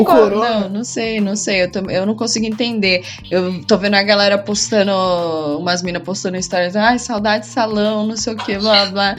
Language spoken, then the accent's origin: Portuguese; Praia Grande, São Paulo, Brazil; moved away as an adult; also born or lived in Santos / Rio de Janeiro; now in São Paulo, Brazil; eu não sou de São Paulo, né? Eu morava em Praia Grande com os meus pais, eu fui morar sozinho em Santos e fui direto pro Rio de Janeiro, pulei São Paulo